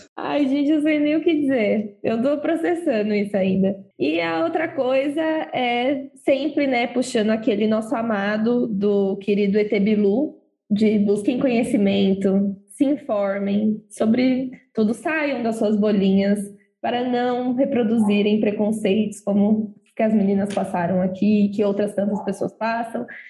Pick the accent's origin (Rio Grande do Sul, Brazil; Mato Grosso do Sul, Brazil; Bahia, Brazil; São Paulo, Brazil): São Paulo, Brazil; Osasco; moved away as an adult; now in São Paulo, Brazil; eu sou de Osasco, hoje eu moro aqui na Avenida Burguesa Safada